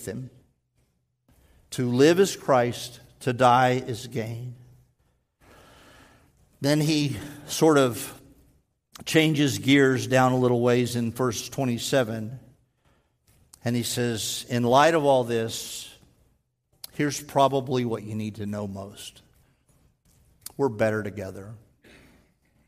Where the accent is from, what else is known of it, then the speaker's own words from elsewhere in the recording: Texas, United States; moved away; I'm a Texan. I was born there.